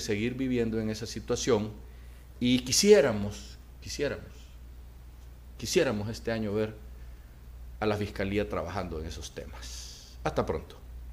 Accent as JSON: {"language": "Spanish", "country": "Honduras", "said": "nosotros los hondureños"}